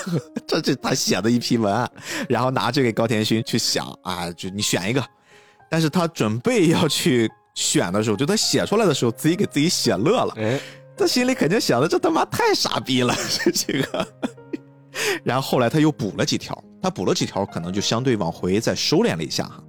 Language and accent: Chinese; China; 我们中国人